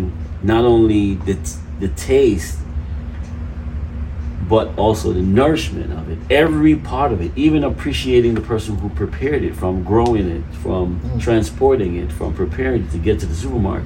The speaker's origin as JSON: {"language": "English", "country": "Jamaica", "tie": "born or raised there", "moved": "as an adult", "lives_now": "United States", "said": "I was raised eating food in Jamaica, because I mean, I was raised there. I left there when I was 18."}